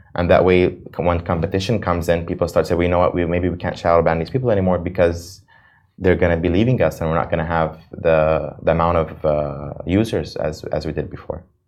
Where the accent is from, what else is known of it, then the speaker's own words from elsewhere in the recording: United States; now in Dubai, United Arab Emirates; I'm an American citizen.